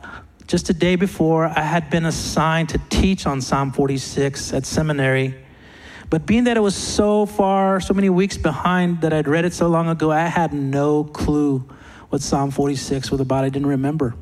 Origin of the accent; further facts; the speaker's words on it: Texas, United States; I'm from Texas.